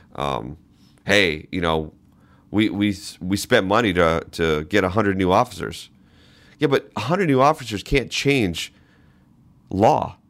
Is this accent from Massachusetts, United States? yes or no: yes; Boston, Massachusetts, United States; now in Alaska, United States; I grew up in Boston